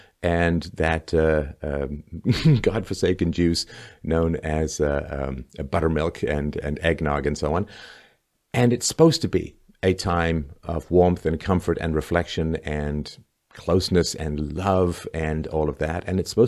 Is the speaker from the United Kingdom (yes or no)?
yes; England, United Kingdom; now in Canada; And when I first came to Canada in 1977, I came from England, where I'd seen little light frosting dustings of snow